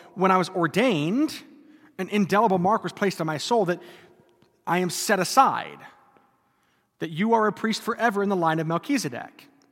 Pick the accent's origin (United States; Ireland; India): United States; North Dakota; I grew up in North Dakota